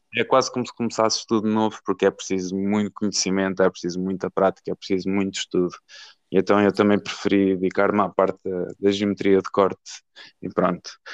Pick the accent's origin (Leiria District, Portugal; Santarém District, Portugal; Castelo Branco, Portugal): Leiria District, Portugal; Marinha Grande; moved away as an adult; now in Aveiro, Portugal; natural da Marinha Grande, da Terra do Vidro, certo. e vim para Aveiro para, hum, para a universidade